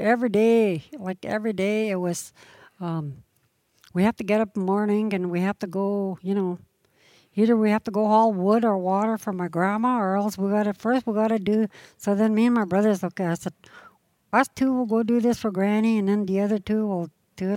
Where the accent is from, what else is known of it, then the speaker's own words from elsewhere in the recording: Blueberry River, British Columbia, Canada; We grew up on Blueberry River.